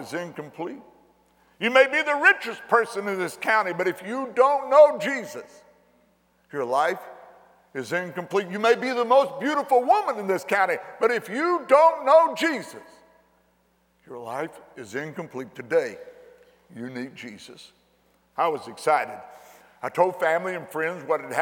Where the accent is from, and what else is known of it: McLeansboro, Illinois, United States; born or raised there